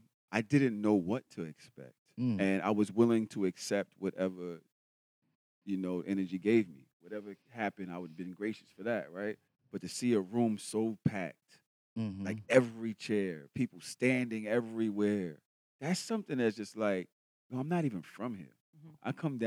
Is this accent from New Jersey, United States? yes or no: no; New York, United States; also born or lived in Brooklyn / Bronx; I'm from New York. And being able to come out here